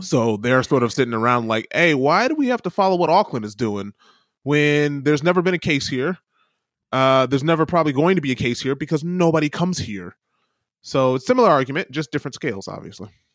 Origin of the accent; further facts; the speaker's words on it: Michigan, United States; moved away; my own state where I grew up in Michigan